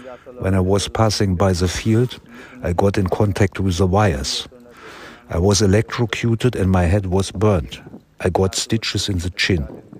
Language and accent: English; Solopet village, Telangana, India; from Solopet village.